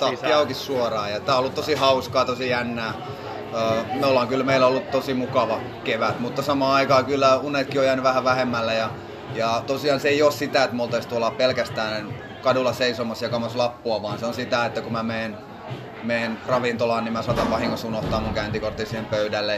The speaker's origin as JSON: {"language": "Finnish", "town": "Kokkola", "region": "Central Ostrobothnia", "country": "Finland", "tie": "born or raised there", "moved": "as an adult", "lives_now": "Turku, Finland", "said": "Mä oon alun perin Kokkolasta kotoisin ja noin viisitoista vuotta asunut Turussa"}